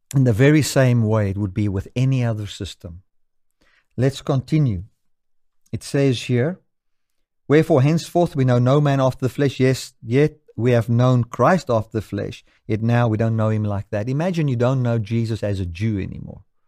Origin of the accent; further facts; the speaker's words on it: South Africa; I can say I am a South African according to the laws of this country